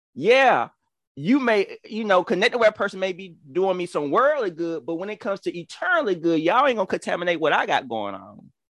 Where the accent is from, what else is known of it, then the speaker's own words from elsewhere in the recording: Georgia, United States; accent: country; excuse my country accent, y'all. I'm, I'm, I'm from Georgia